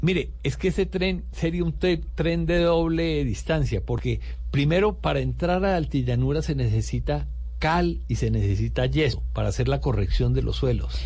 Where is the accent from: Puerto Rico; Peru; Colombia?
Colombia; Valle del Cauca